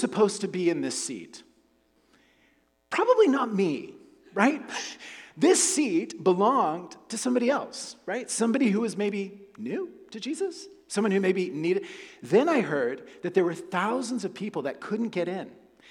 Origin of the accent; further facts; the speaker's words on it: Oklahoma, United States; moved away; also born or lived in Texas; So I was born in Texas. I grew up in Oklahoma